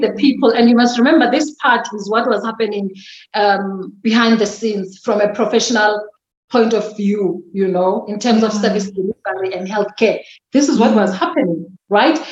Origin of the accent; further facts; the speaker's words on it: Mdantsane, Eastern Cape, South Africa; accent: Xhosa; English is a second language; also born or lived in KwaZulu-Natal; now in Centurion, South Africa; I was born and bred in the Eastern Cape, Mdantsane